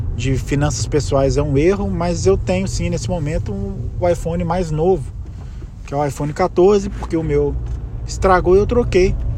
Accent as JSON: {"language": "Portuguese", "country": "Brazil", "first_language": "Portuguese", "moved": "as an adult", "said": "eu sou brasileiro, esse é meu país, essa é minha língua"}